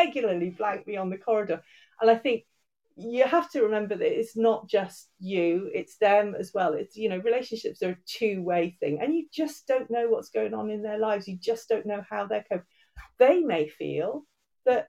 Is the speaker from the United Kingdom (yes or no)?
yes; England, United Kingdom; moved away as an adult; now in Wales, United Kingdom; I was originally, I'm from England. I'm half Irish, and I've lived in Wales for getting on for 30 years now